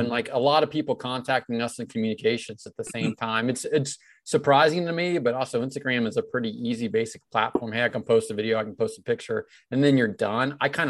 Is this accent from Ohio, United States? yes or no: yes; Cincinnati, Ohio, United States; now in Columbus, United States; I'm in Columbus, Ohio, but I'm from Cincinnati.